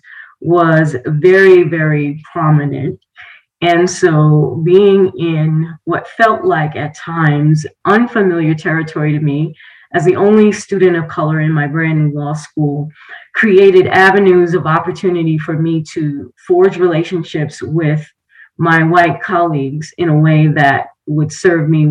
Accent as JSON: {"language": "English", "town": "New York City", "region": "New York", "country": "United States", "tie": "born or raised there", "moved": "yes", "said": "my hometown of Jamaica, Queens, New York."}